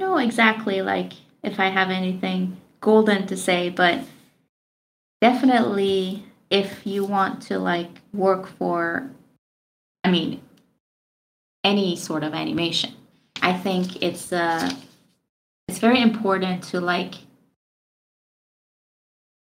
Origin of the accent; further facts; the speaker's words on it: Iran; moved away as an adult; now in United States; I'm from Iran and I moved to America when I was like 22.